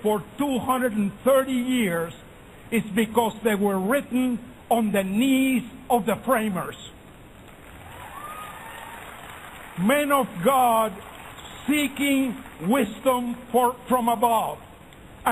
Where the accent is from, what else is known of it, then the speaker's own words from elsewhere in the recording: Cuba; now in United States; I grew up in Cuba under a strong, military, oppressive dictatorship